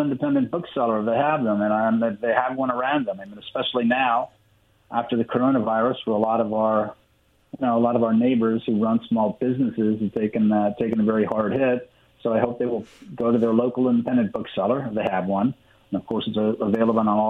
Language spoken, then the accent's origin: English; New York City, New York, United States; my hometown, New York City